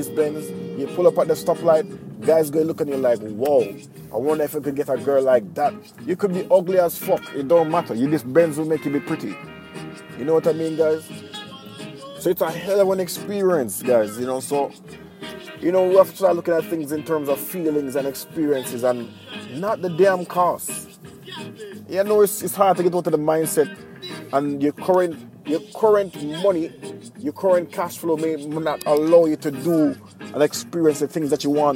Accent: Jamaica; now in Japan; I'm from Jamaica

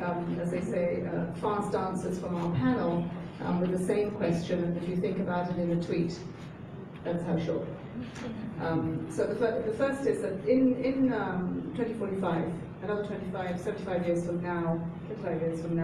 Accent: Nigeria; I'm from Nigeria

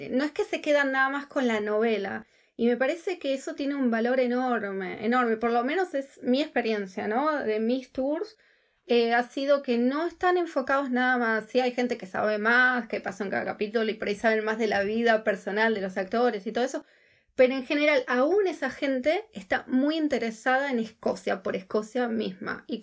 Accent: Argentina; moved away as an adult; now in Scotland, United Kingdom; una vez viajando por la Patagonia Argentina, que yo soy de, Argentina

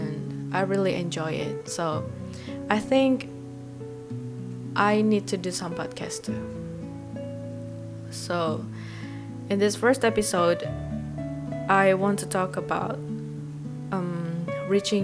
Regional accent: Indonesia; English is a second language; I'm 20 years old girl and I come from Indonesia.

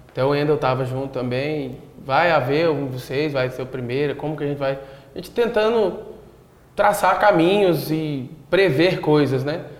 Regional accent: Goiás, Brazil; Sim. O, o fato ah, de eu ah, não querer. de Goiás.

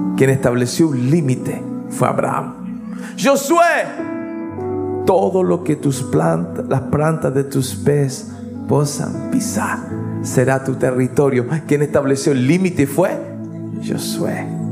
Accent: Chile; now in Vitória, Brazil; Yo soy chileno

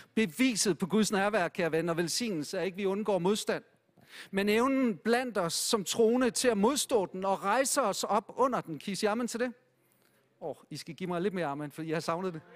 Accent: Denmark; Jeg synes som dansker, det har været okay

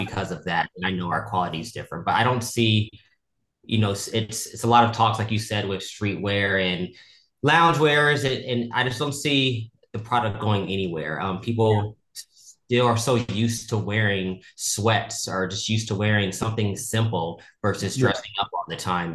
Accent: Houston, Texas, United States; now in Los Angeles, United States; I am actually from Houston, Texas

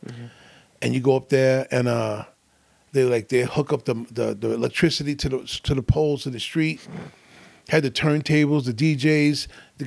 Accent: New York City, New York, United States; I'm from Hollis, Queens, the home of …, …

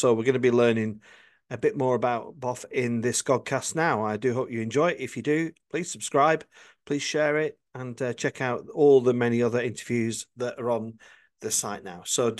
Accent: Worcester, West Midlands, United Kingdom; Well, I grew up in Worcester

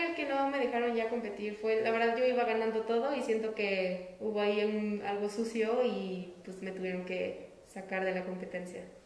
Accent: Querétaro, Mexico; Yo soy de aquí, de la ciudad de Querétaro

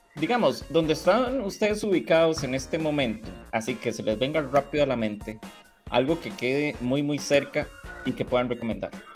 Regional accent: Turrialba, Cartago, Costa Rica; mi pueblo, Turrialba, en Santa Cruz de Turrialba

